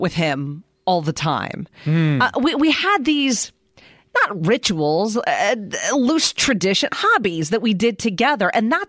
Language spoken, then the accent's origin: English; Pennsylvania, United States; I'm from Pennsylvania.